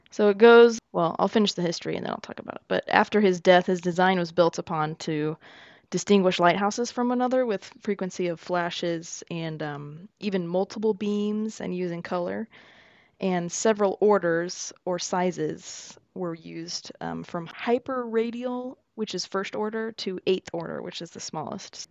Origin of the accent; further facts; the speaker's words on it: United States; I'm also American